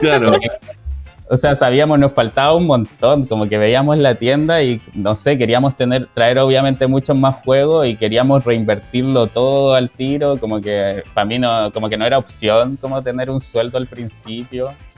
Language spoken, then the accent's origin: Spanish; Santiago, Santiago Metropolitan Region, Chile; moved away as an adult; now in Puerto Natales, Chile; yo soy de Santiago